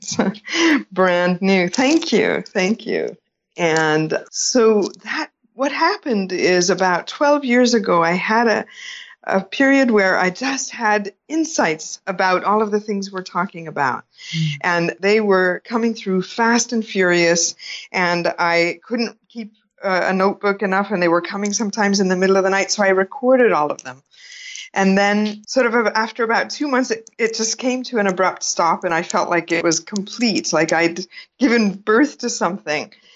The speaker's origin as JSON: {"language": "English", "region": "California", "country": "United States", "tie": "born or raised there", "moved": "yes", "lives_now": "India", "said": "I was born in California"}